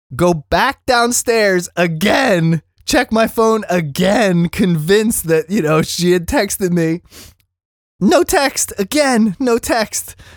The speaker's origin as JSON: {"language": "English", "town": "Philadelphia", "region": "Pennsylvania", "country": "United States", "accent": "East Coast", "moved": "yes", "lives_now": "Los Angeles, United States", "said": "I'm from Philly"}